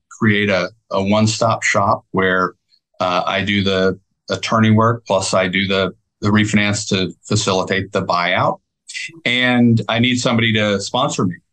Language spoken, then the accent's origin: English; Michigan, United States; moved away as an adult; now in Texas, United States; I grew up in Michigan and went to school at University of Michigan. And when I finished, I decided I wanted to move to Texas